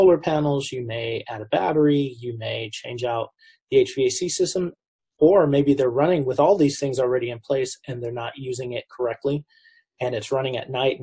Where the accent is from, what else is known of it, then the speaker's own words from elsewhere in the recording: Southern California, United States; I grew up in the Southern California metropolitan area